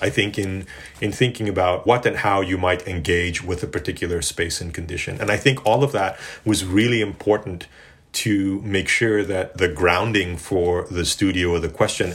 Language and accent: English; Johannesburg, Gauteng, South Africa; moved away; growing up in South Africa in Johannesburg